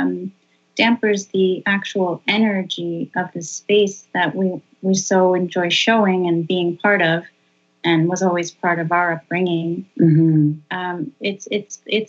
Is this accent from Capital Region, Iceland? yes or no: yes; Hafnarfjörður, Capital Region, Iceland; the town of Hafnarfjörður, which is the town of lava and elves. It is basically my hometown.